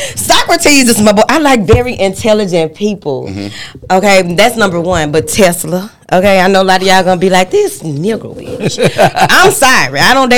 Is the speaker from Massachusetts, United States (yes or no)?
no; Dallas, Texas, United States; South Dallas, Texas.